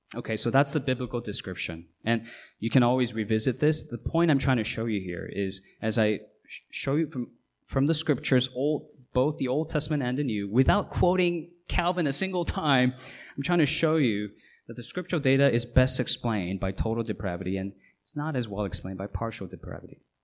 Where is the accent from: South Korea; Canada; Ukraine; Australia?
South Korea; Seoul; now in United States; I'm a US citizen, I wasn't born here. I was born in South Korea. I was born in Seoul